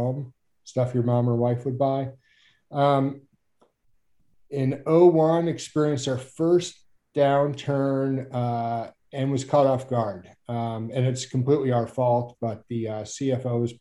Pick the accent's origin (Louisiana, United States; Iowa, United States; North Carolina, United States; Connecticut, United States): Louisiana, United States; Mandeville; moved away as an adult; also born or lived in upstate New York / Alaska; I grew up in Mandeville, Louisiana, outside New Orleans